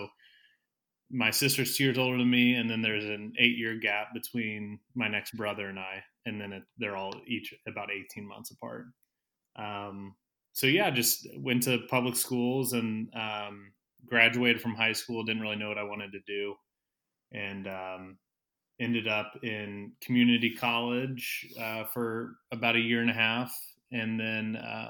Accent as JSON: {"language": "English", "town": "Carmel", "region": "Indiana", "country": "United States", "tie": "born or raised there", "said": "I'm from Carmel, Indiana, a north suburb of Indianapolis."}